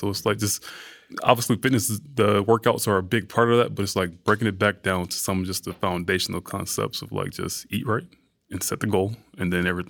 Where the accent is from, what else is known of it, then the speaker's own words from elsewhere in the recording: the South, United States; and I'm from the South, so it's like food, that's a big part of Southern culture, you know?